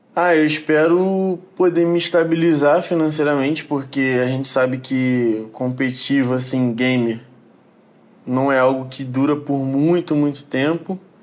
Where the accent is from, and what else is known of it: Rio de Janeiro, Brazil